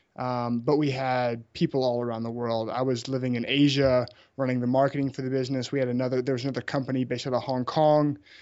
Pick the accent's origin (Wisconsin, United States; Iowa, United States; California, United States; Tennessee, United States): Tennessee, United States; Memphis; moved away; also born or lived in Birmingham, Alabama; I grew up in Memphis, Tennessee.